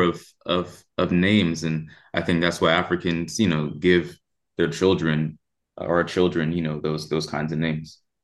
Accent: Oakland, California, United States; I'm from Oakland, California, uh, raised by Panthers

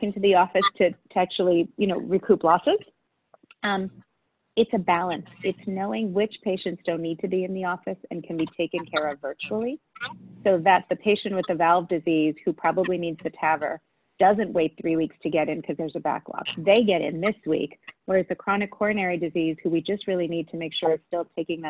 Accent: New York City, New York, United States; born and raised in Queens

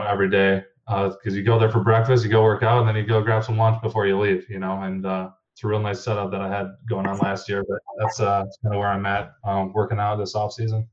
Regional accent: Hemlock, Michigan, United States; also born or lived in Ypsilanti, Michigan; born and raised in Hemlock, Michigan

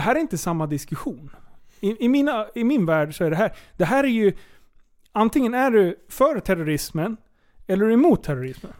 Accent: Sweden; jag är född svensk

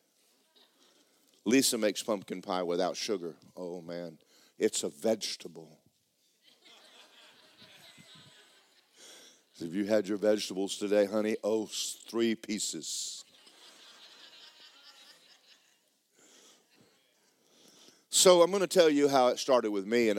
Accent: Georgia, United States; I'm from Georgia

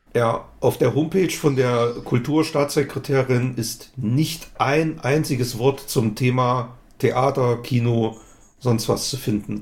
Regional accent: Altenburg, Thuringia, Germany; in meiner Heimatstadt Altenburg

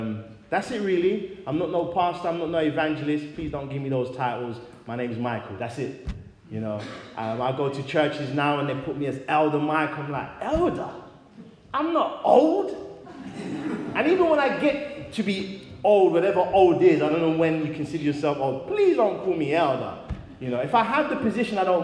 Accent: London, United Kingdom; also born or lived in Great Barr, Birmingham; now in Wolverhampton, United Kingdom; I'm originally from London, and now I live in Wolverhampton

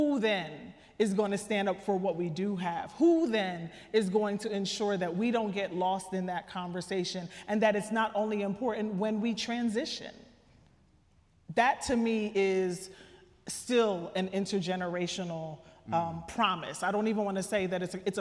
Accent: Trenton, New Jersey, United States; I'm from Trenton, New Jersey. Shout out to the hood.

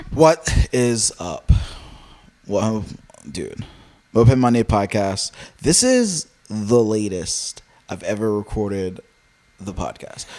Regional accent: Richmond, Virginia, United States; I'm from Richmond, Virginia

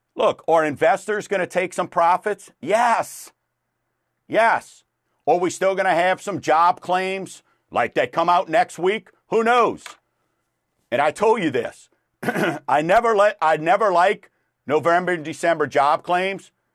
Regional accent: Chalmette, Louisiana, United States; I'm from Chalmette

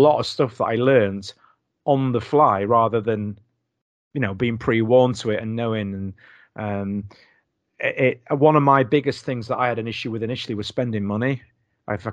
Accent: Doncaster, Yorkshire and the Humber, United Kingdom; moved away as an adult; now in Knaresborough, United Kingdom; I'm from Doncaster

